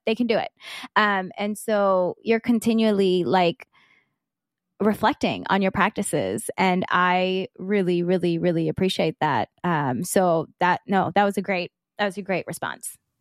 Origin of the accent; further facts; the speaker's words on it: South Georgia, United States; me growing up in South Georgia